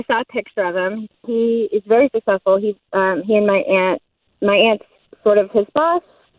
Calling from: Winter Springs, Florida, United States; Winter Springs.

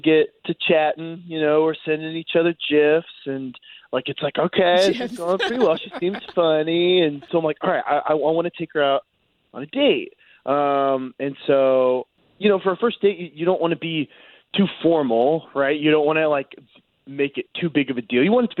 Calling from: Pine Hills, Florida, United States; Hey, I'm from Pine Hills.

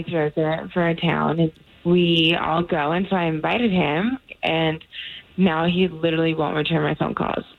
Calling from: College Park, Florida, United States; Hi, I'm calling from College Park.

